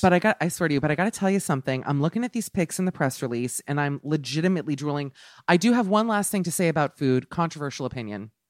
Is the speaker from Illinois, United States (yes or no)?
no; Miami, Florida, United States; I'm from Miami